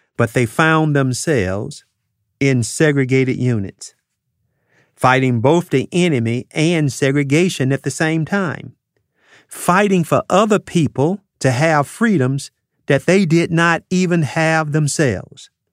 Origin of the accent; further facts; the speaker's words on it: United States; as American citizens